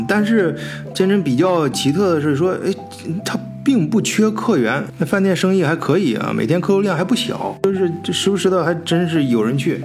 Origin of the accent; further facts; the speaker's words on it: China; now in Germany; 我们中国人最熟悉的这个饮食业